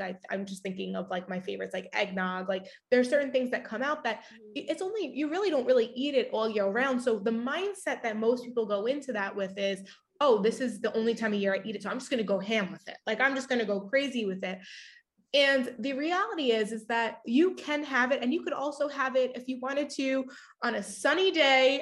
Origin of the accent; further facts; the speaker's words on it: Long Island, New York, United States; I grew up on Long Island